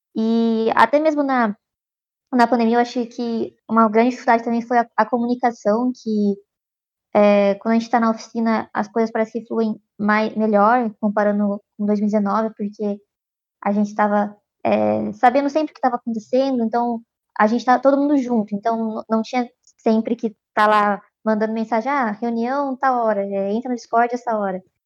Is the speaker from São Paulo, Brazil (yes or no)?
yes; Piracicaba, São Paulo, Brazil; moved away as an adult; now in São Carlos, Brazil; eu sou de Prascava